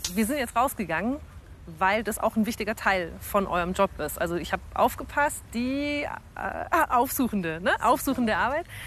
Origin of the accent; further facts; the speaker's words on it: Augsburg, Bavaria, Germany; moved away; meine Heimatstadt nach Augsburg